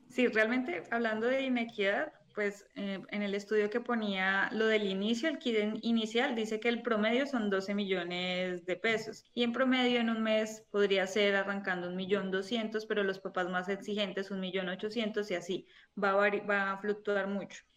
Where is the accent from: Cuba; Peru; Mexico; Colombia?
Colombia; now in Spain; soy colombiana, vivo en España